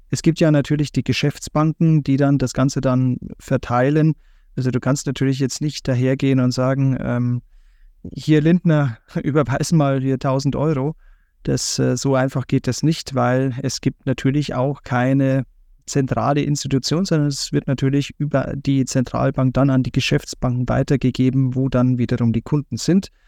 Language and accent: German; Brandenburg, Germany; moved away; ich komme ja gebürtig aus Brandenburg